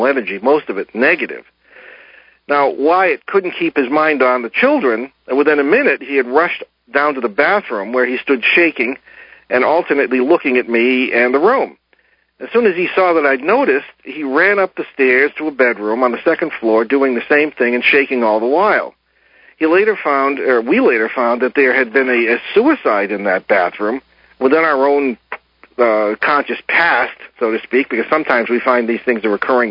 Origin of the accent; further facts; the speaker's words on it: United States; I grew up in the Connecticut Valley in the tobacco country